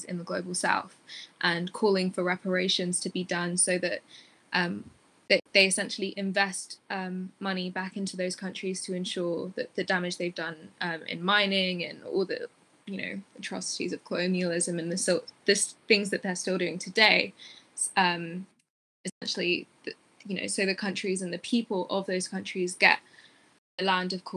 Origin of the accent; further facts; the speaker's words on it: Tigray, Ethiopia; now in United Kingdom; I'm from Ethiopia, in Tigray in Ethiopia